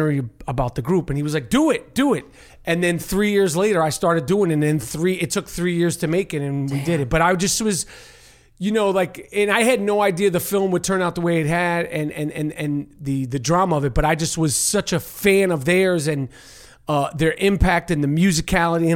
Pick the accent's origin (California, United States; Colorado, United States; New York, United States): New York, United States; New York City; moved away; growing up in New York City